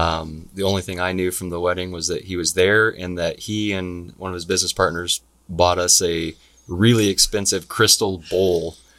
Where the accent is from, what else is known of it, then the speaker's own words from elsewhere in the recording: Gig Harbor, Washington, United States; also born or lived in Tacoma / Germany / South Carolina; I was born here in Tacoma. Lived in Germany for a while. Did a stint in South Carolina in middle school. So moved around a little bit, but spent most of my life here in the Pacific Northwest, living in Gig Harbor.